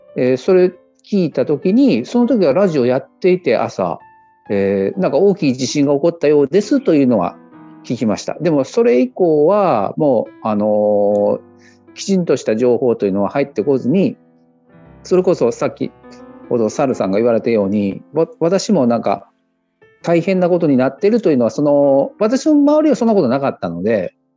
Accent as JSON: {"language": "Japanese", "region": "Hiroshima", "country": "Japan", "tie": "born or raised there", "also_born_or_lived": "Kobe", "moved": "yes", "said": "私は生まれは広島"}